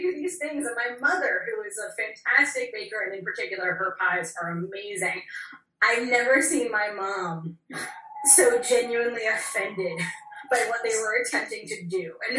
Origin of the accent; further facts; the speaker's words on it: United States; as an American